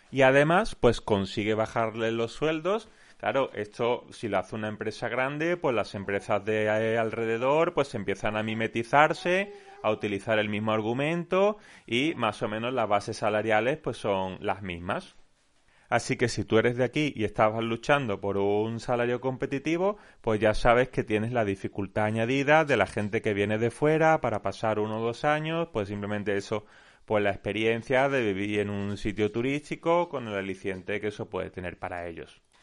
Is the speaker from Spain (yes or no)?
yes; Málaga, Andalusia, Spain; yo soy de Málaga, estamos bastante hartos de escuchar